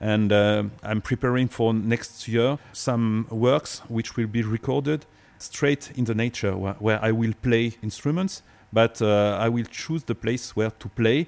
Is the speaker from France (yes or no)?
yes; Avignon, Provence-Alpes-Côte d'Azur, France; also born or lived in Cahors; I was born in Cahors and I was raised in Avignon.